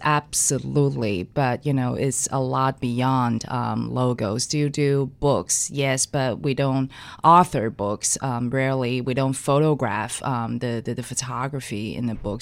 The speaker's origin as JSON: {"language": "English", "country": "Taiwan", "tie": "born or raised there", "moved": "yes", "lives_now": "New York City, United States", "said": "I grew up in Taiwan. I was born and raised in Taiwan."}